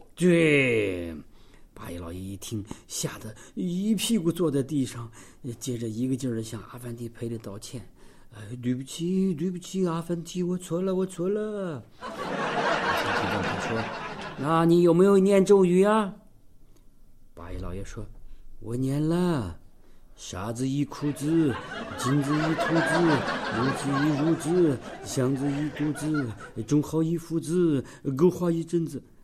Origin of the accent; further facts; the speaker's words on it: Xinjiang, China; 我们新疆人说的